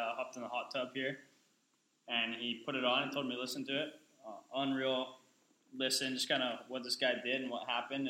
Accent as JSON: {"language": "English", "area": "Oahu", "region": "Hawaii", "country": "United States", "said": "I'm from Oahu"}